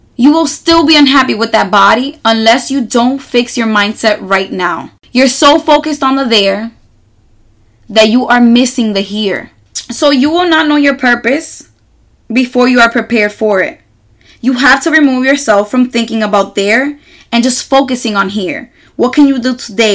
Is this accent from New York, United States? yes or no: yes; New York City, New York, United States; I am from New York City and I live on one of the loudest neighborhoods in all of Manhattan